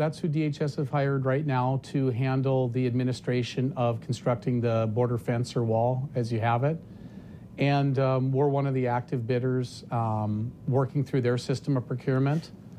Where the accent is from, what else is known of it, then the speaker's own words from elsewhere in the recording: North Dakota, United States; I'm from North Dakota